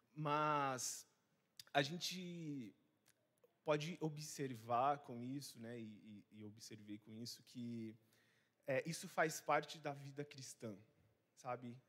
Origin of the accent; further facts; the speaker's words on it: Rondônia, Brazil; moved away as an adult; now in Vitória, Brazil; eu não sou daqui, eu sou de Rondônia. Então, por isso que às vezes meu sotaque vai ser diferente para você